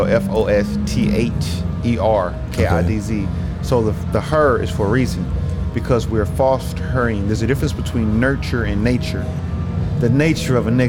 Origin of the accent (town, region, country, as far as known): Indianapolis, Indiana, United States